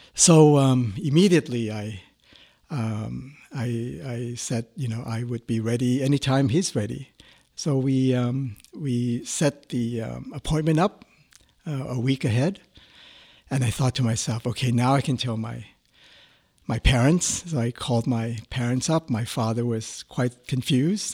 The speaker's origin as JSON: {"language": "English", "country": "Thailand", "moved": "as an adult", "said": "I was a student from Thailand"}